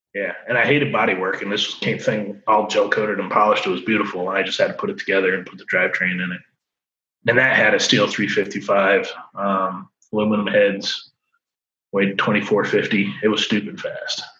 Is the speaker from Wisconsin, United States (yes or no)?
no; Colchester, Connecticut, United States; moved away as an adult; now in Florida, United States; I grew up in Connecticut, a little town called Colchester, 20 miles from everywhere